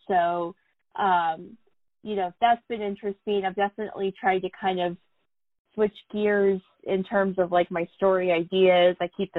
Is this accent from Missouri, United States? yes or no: yes; Columbia, Missouri, United States; moved away as an adult; now in Kansas City, United States; born and raised in Columbia, but I needed something bigger. So came to Kansas City